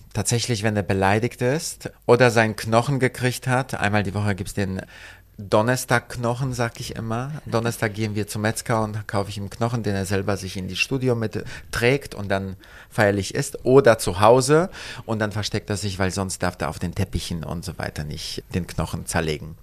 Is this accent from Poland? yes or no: yes; Gdańsk, Pomeranian Voivodeship, Poland; also born or lived in London / Paris / Italy / United States; now in Berlin, Germany; Ich bin in Danzig geboren, direkt am Wasser.